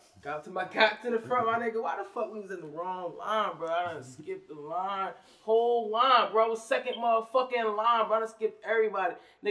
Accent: New Jersey, United States; I'm a fan, yo. Okay, I'm a fan from Jersey to the music.

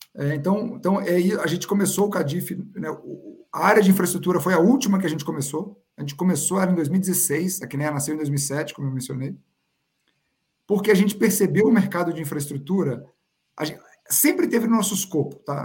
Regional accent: Brazil; como brasileiro

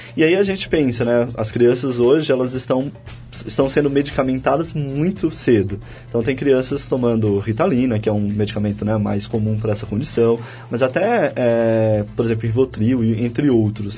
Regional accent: Piauí, Brazil; Fui criado no Piauí.

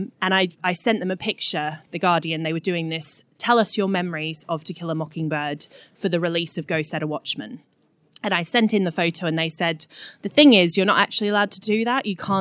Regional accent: Australia; now in London, United Kingdom; I was feeling particularly lonely and homesick in London. I moved over from Australia in 2009, so I'd been here about 5 years.

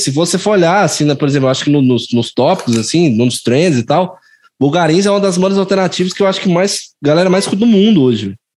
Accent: Goiás, Brazil; sou goiano mesmo

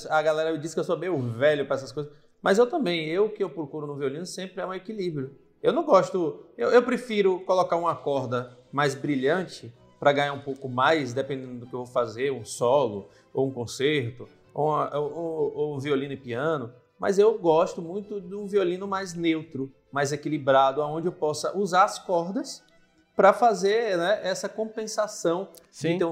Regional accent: Northeast Region, Brazil; accent: Nordeste; eu sou nordestino

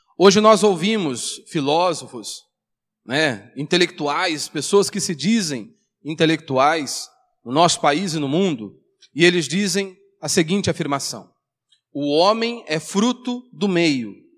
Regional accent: Brazil; nós nascemos no Brasil.

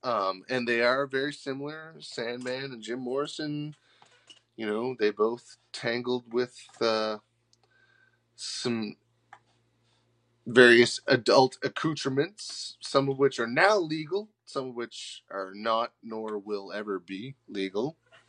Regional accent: Nova Scotia, Canada; You're from BC. I'm from Nova Scotia. Coast to coast.

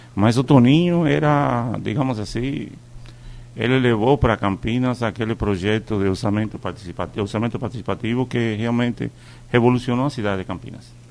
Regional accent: Cuba; now in Brazil; eu sou cubano? Sou. Eu não nego para ninguém que eu sou cubano. Mas eu também escolhi o Brasil para morar.

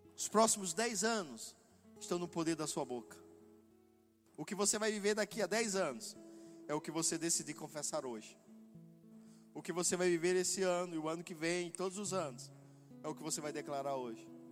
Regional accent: Northeast Region, Brazil; eu sou nordestino

